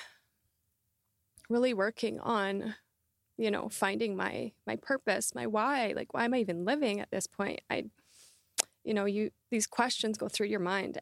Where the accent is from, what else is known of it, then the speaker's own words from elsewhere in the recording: Southern Alberta, Canada; I grew up in Southern Alberta